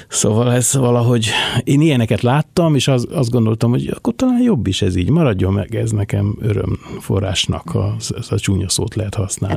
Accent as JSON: {"language": "Hungarian", "region": "Budapest", "country": "Hungary", "tie": "born or raised there", "also_born_or_lived": "Buda / Rákospalota / Angyalföld", "said": "én ott születtem"}